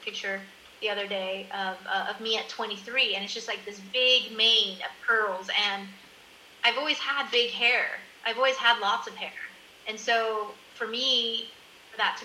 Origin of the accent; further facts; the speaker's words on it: California, United States; moved away as an adult; also born or lived in Miami, Florida / Colorado; now in Netherlands; I'm originally from California, my hairdresser, who knows me since I'm a teenager